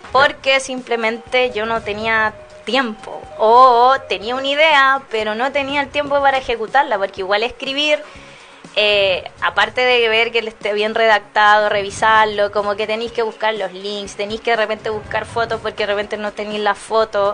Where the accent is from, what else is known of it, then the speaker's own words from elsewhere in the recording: Chile; como siendo chileno